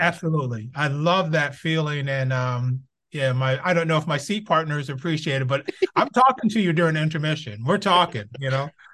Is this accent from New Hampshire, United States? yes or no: no; Binghamton, New York, United States; moved away as an adult; now in Los Angeles, United States; I was born in Binghamton, New York, upstate New York. Uh, grew up all my, whew, I think I left in, I was twenty-one years old